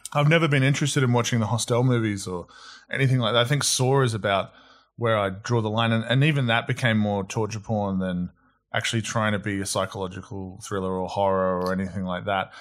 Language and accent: English; Australia; also born or lived in New Zealand; I moved over to Australia when I was five, hence no accent